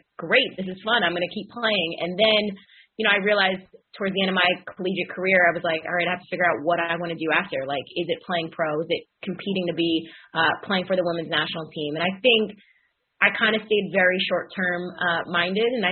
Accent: Rockville Centre, New York, United States; I grew up on Long Island, played soccer, kicked the ball there for the first time ever in Rockville Center.

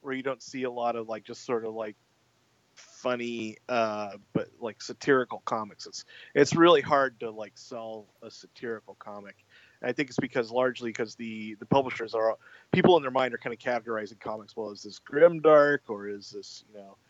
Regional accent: United States; as an American writer

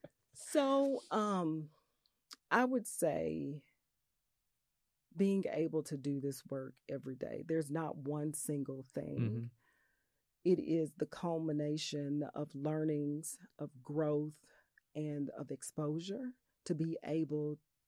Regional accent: Little Rock, Arkansas, United States; For my home state, for my way, home right? city. I am Arkansas yeah. and I am Little Rock.

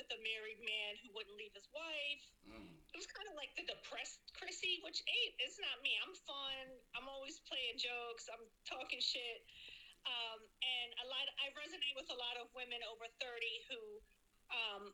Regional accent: Baltimore, Maryland, United States; moved away as an adult; now in New York, United States; growing up in Baltimore as a homeless teenager

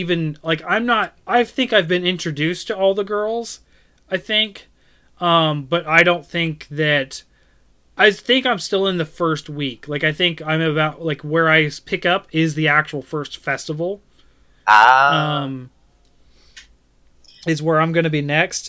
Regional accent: United States; I am American

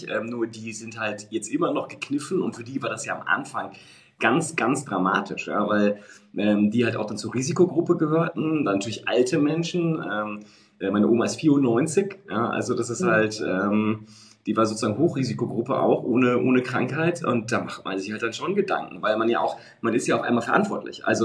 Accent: Münster, North Rhine-Westphalia, Germany; ich komme ja hier aus Münster und Münster ist mhm. jetzt 300.000, ist auch keine, keine Weltstadt, aber äh, zumindest eine sehr schöne, schöne Stadt

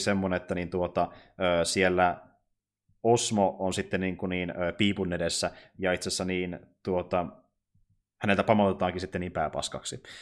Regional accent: Kokkola, Central Ostrobothnia, Finland; now in Jyväskylä, Finland; mä kuitenkin alun perin en ole asunut Jyväskylässä. Mä kuitenkin asunut mm-hmm. niin, suurin osa elämästäni tuolla Kokkolassa

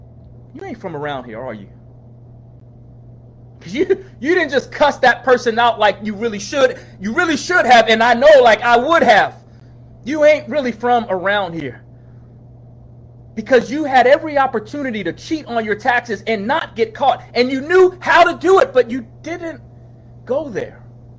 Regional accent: New York, United States; moved away as an adult; now in Charlottesville, United States; We ain't from around here. 1997. As I near a close, I came here from New York, here being Charlottesville, a student at the University of Virginia

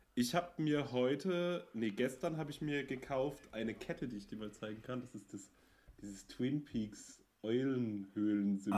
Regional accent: Münster, North Rhine-Westphalia, Germany; moved away; ich komme ja aus Münster und da hatten wir früher einen Club

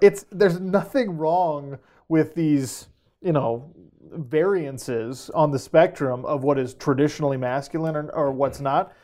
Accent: Sandy, Utah, United States; I grew up in Sandy, Utah, in a mid, upper middle class family

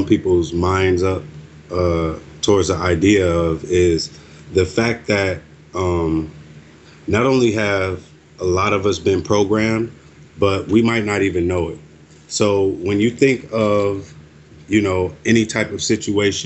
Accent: United States; I was born and raised here. I am an American

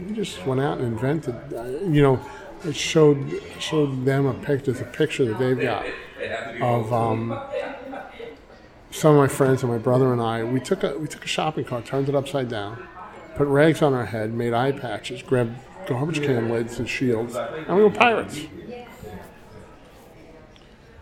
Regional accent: New York City, New York, United States; growing up in East New York

